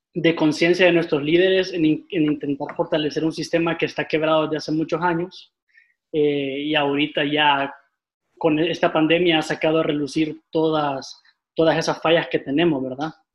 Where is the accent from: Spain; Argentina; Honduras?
Honduras; Tegucigalpa, Francisco Morazán; yo soy originario aquí de Tegucigalpa